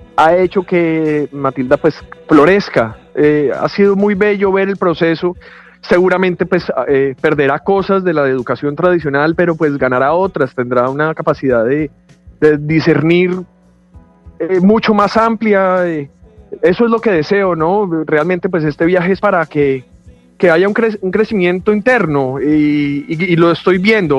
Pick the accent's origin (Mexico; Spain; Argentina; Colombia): Colombia; moved away as an adult; Me hace mucha falta estar en mi país en este momento.